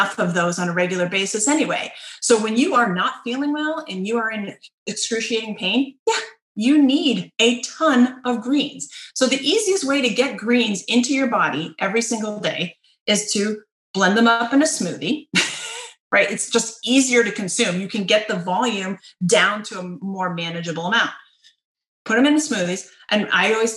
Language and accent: English; United States